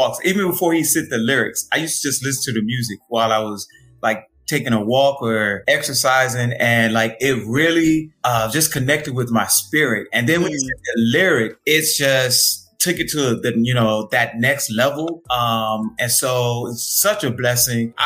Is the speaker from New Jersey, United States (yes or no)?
no; Jacksonville, Florida, United States; now in DMV area, United States; I'm actually from Florida, but I've been in the DMV for a long time now.